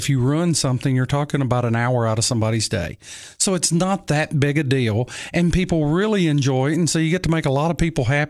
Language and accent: English; Tennessee, United States; also born or lived in Nashville; I grew up in West Tennessee in the cotton fields, growing up in the country. And when we were about, I guess I was 10 years old, we moved to Nashville.